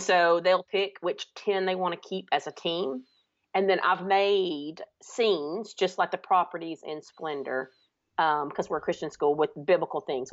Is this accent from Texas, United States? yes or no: no; Alabama, United States; I'm from Alabama, if you cannot tell from my accent.